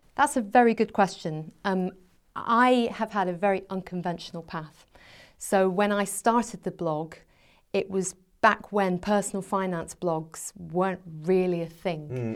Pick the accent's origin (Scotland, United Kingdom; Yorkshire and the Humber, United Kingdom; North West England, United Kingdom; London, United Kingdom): Scotland, United Kingdom; moved away as an adult; also born or lived in England; I went back to Scotland. I'm from Scotland originally